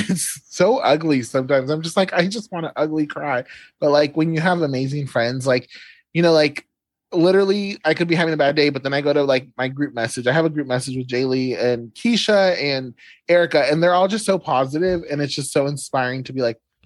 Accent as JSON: {"language": "English", "region": "California", "country": "United States", "moved": "yes", "lives_now": "Oklahoma, United States", "said": "I'm from California"}